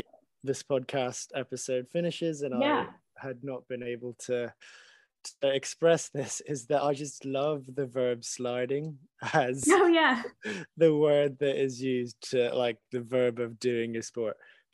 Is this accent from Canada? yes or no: no; Hong Kong; I'm from Hong Kong. We don't have winters. We don't have winter sports.